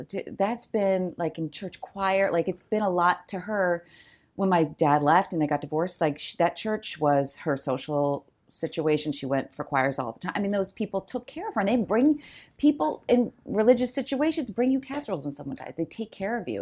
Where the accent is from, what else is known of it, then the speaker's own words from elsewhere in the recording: New Jersey, United States; also born or lived in Chicago; now in Los Angeles, United States; we grew up in New Jersey